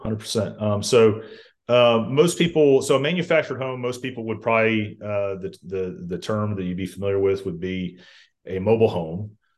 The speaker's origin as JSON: {"language": "English", "town": "Columbus", "region": "Georgia", "country": "United States", "also_born_or_lived": "Auburn, Alabama", "said": "I'm from Columbus, Georgia originally"}